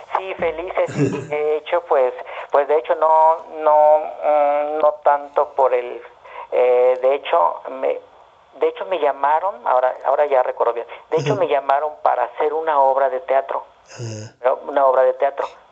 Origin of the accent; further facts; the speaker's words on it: Mérida, Yucatán, Mexico; moved away as an adult; also born or lived in Mexico City; saliendo de Mérida